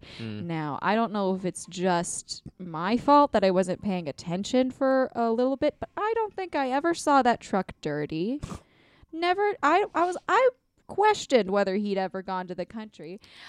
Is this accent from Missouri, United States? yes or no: yes; St. Charles, Missouri, United States; I am from St. Charles, Missouri.